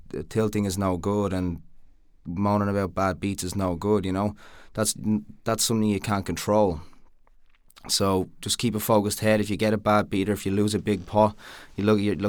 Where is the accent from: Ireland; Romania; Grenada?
Ireland; Dublin, Leinster; my hometown of Dublin